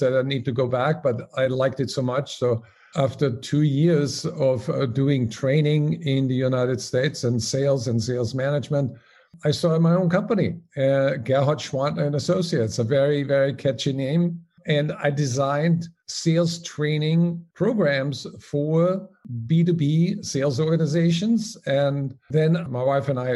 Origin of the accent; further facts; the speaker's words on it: Salzburg, Austria; moved away as an adult; also born or lived in Paris, France; As you may recognize by my name and my accent, I'm originally from Omaha. No, it's Salzburg, Austria.